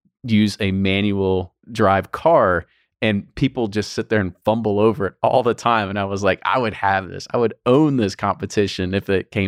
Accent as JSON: {"language": "English", "region": "Kentucky", "country": "United States", "said": "we're from Kentucky. We're in Louisville."}